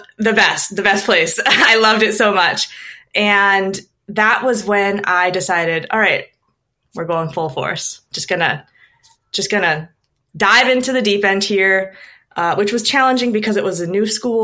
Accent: Minnesota, United States; also born or lived in Stockholm; I moved back to Minnesota, which is my home state

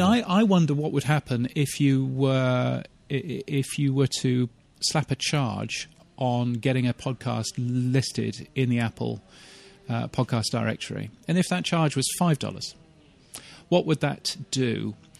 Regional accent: United Kingdom; moved away as an adult; also born or lived in Canada; now in Australia; as a British person who now lives in Australia

